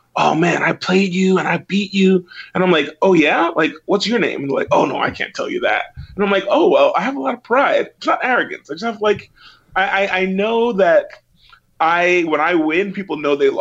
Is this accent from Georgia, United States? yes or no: no; New York City, New York, United States; I grew up in Brooklyn